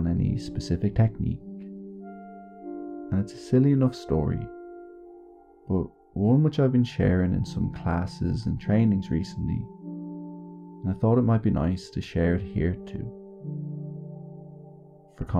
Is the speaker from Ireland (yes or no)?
yes; Ireland; being Irish